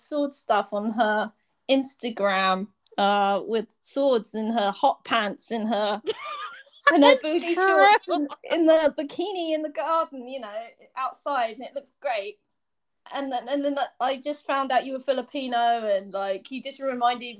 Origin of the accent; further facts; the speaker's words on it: United Kingdom; accent: British; my British accent.